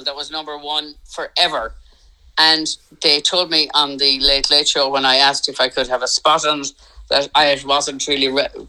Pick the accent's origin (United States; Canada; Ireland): Ireland; being Irish